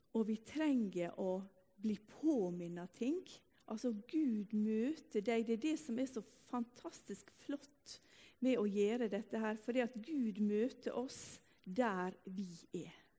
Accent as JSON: {"language": "Norwegian", "town": "Ulsteinvik", "region": "Møre og Romsdal", "country": "Norway", "tie": "born or raised there", "also_born_or_lived": "Salte, Bryne", "moved": "yes", "lives_now": "Bryne, Norway", "said": "Denne teksten har vi hørt fra vi var fødde På bedehuset hjemme i Ulsteinvik"}